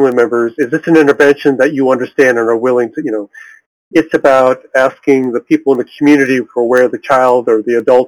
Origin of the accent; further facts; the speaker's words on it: California, United States; moved away as an adult; also born or lived in Oregon; now in Connecticut, United States; I was born in California